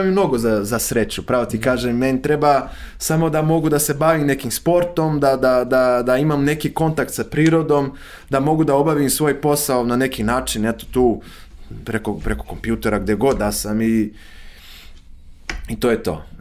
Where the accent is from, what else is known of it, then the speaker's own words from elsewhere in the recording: Rio de Janeiro, Brazil; Croatian is a second language; moved away as an adult; also born or lived in Tiradentes, Minas Gerais, Brazil; now in Serbia; ja sam rođen u Rio de Janeiro, ali, ali mi je, ovaj, uvek sam, ja sam odrastao na relaciji između Rio de Janeiro, koji je veliki grad sa preko 10 miliona stanovnika